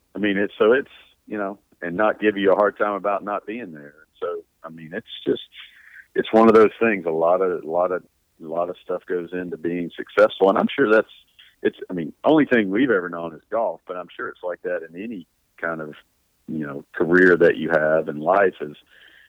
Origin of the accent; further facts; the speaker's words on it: Louisiana, United States; growing up in Louisiana